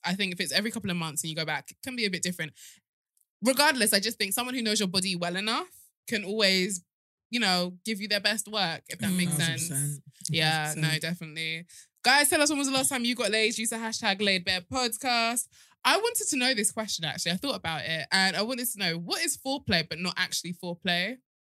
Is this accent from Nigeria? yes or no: yes; Nigeria; But that might be because I'm Nigerian, Yoruba specifically.